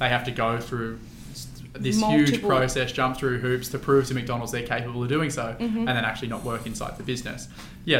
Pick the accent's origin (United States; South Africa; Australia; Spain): Australia; Western Sydney, New South Wales; I'm a Westie too